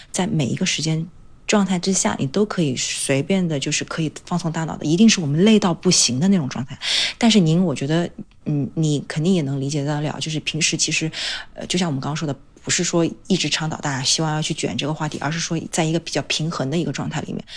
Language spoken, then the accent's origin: Chinese; Changsha, Hunan, China; moved away as an adult; also born or lived in Beijing; 因为我之前在长沙长大嘛